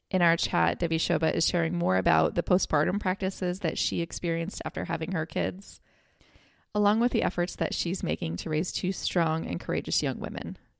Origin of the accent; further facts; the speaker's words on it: United States; as an American myself